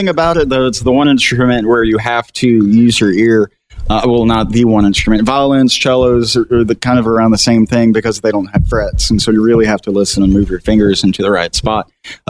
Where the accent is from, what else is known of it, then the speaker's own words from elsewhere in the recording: Hooks, Texas, United States; So I was born and raised around the Texarkana area, a little town called Hooks, Texas.